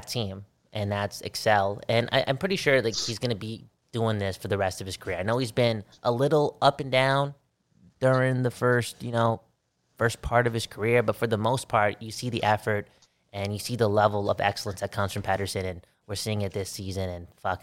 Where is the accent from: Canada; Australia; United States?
Canada; Vancouver, British Columbia; we're from Vancouver